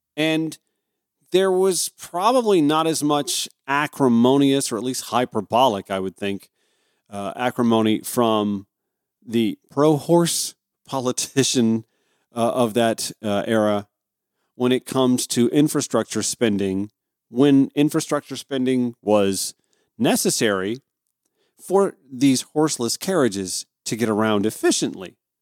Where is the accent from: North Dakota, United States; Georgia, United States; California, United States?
Georgia, United States; Grovetown; my hometown of Grovetown, Georgia